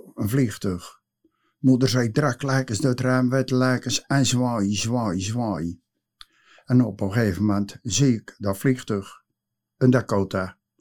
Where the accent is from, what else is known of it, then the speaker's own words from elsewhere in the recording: Nieuwe-Tonge, South Holland, Netherlands; geboren in Nieuwe Tongen in de Groene Wacht in 1945